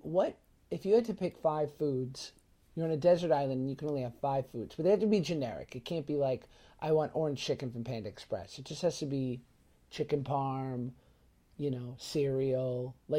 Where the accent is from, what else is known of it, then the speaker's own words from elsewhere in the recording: New York City, New York, United States; growing up in New York City